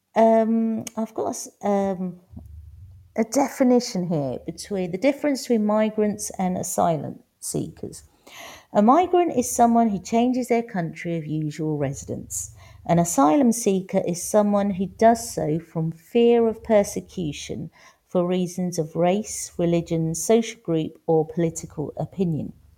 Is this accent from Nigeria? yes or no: no; London, United Kingdom; accent: Cockney; moved away as an adult; also born or lived in Manor Park, East London; now in Valencia, Spain; I was born in London, but now I live in Valencia.